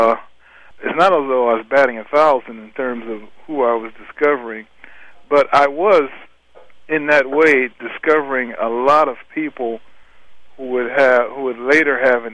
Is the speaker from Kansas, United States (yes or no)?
no; Cleveland, Ohio, United States; I grew up in Cleveland, Ohio